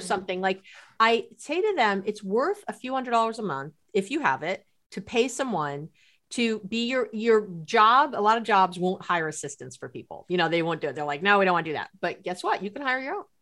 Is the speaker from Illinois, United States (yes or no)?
no; New York City, New York, United States; I grew up in New York City.